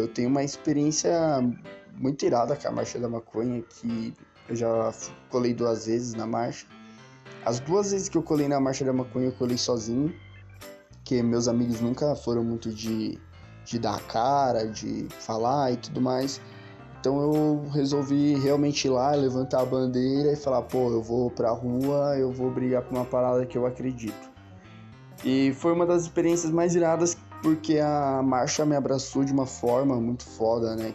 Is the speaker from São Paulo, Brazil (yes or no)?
yes; São Bernardo do Campo, São Paulo, Brazil; eu tenho 25 anos, eu sou de São Bernardo do Campo